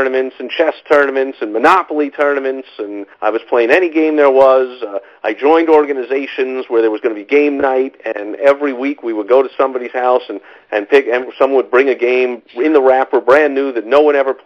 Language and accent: English; New York City, New York, United States; moved away as an adult; I was growing up in New York City in the 70s